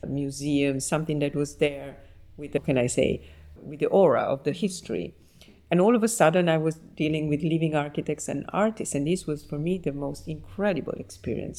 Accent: Naples, Campania, Italy; now in Paris, France; I was born in Naples and I grew up there and I studied

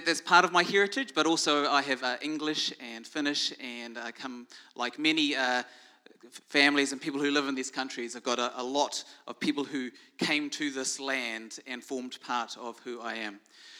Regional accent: Dunedin, Otago, New Zealand; now in Whangaparaoa, New Zealand; I'm from Dunedin. I live up the coast here in Whangaparoa

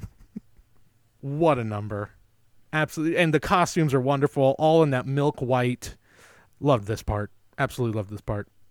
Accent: San Jose, California, United States

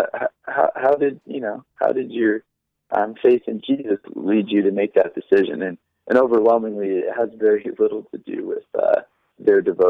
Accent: United States; Now, I'm not saying I'm not an American

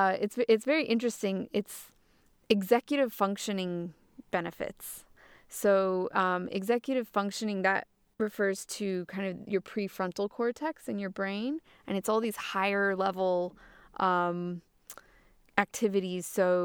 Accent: Massachusetts, United States; I am monolingual, but I remember growing up as a kid. I grew up in Massachusetts in the northeast of the U.S. and there's a lot of Spanish around there

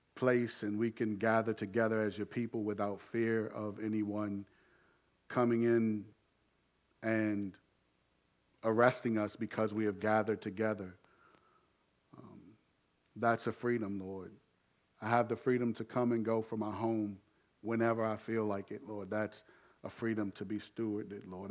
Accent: United States

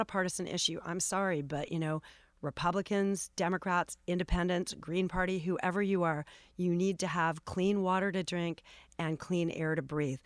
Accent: Los Angeles, California, United States; I grew up here in Los Angeles

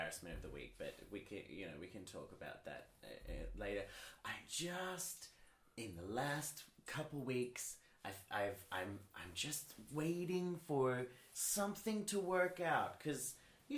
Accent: Australia; I am Australian

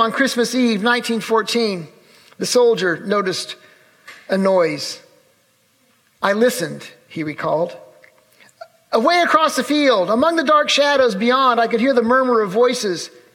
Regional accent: Urbana, Illinois, United States; the church where I grew up in Urbana, Illinois

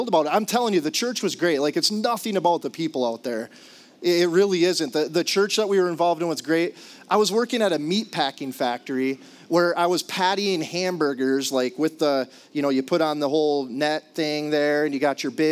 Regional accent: Upper Peninsula, Michigan, United States; now in Duluth, United States; I'm from the Upper Peninsula

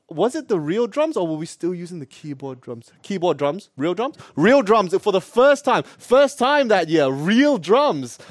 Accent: Perth, Western Australia, Australia; I'm actually Australian. I told you, yeah, I told you too. Born and raised, born and raised, guys, in Perth

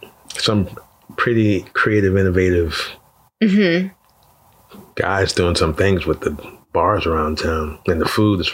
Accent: Altamonte Springs, Florida, United States; also born or lived in Trinidad / Winter Park, Florida; We moved to Winter Park and then we moved to Altamont Springs. So I grew up in Altamont Springs.

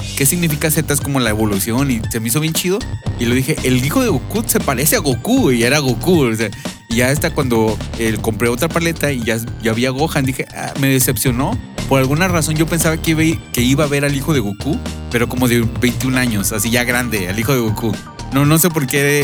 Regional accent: Monterrey, Nuevo León, Mexico; nosotros somos de Monterrey, eh, crecidos y, nacidos y crecidos

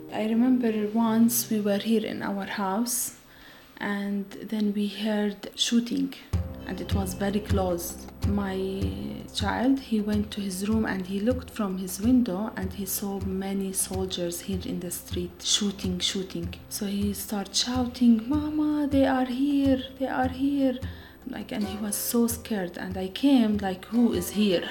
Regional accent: Bethlehem, West Bank, Palestine; I am from Bethlehem area and I am Christian Palestinian woman.

